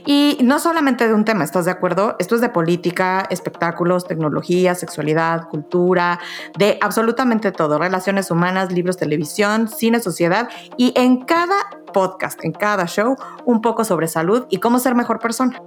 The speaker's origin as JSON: {"language": "Spanish", "region": "Mexico City", "country": "Mexico", "said": "Yo soy de la Ciudad de México"}